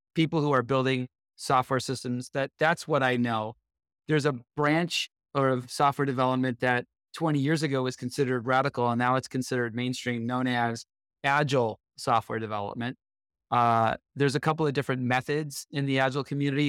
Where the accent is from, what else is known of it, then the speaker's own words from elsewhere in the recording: Buffalo, New York, United States; also born or lived in Detroit, Michigan / Dallas, Texas / Bay Area, California; now in Sunnyvale, United States; I grew up outside of Buffalo, New York